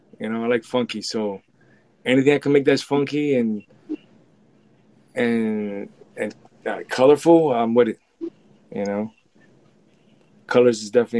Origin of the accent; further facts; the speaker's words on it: New York City, New York, United States; I grew up in the 80s with it, but it definitely was a battle zone